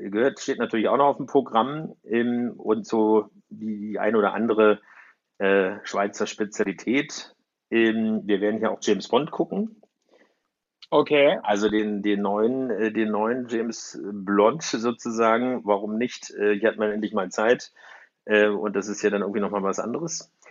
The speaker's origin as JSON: {"language": "German", "region": "Berlin", "country": "Germany", "said": "also gerade aus, als Berliner äh, merkst du das sehr, sehr schnell"}